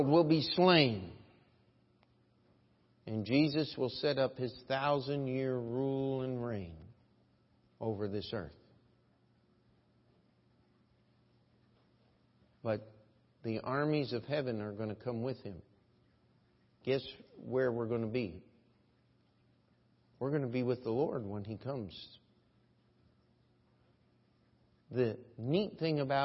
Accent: United States; as an American

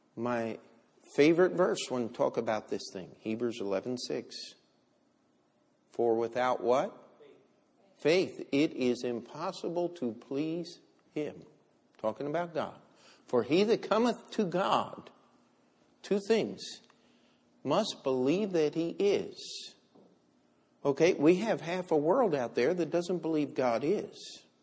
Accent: United States; I'm an American

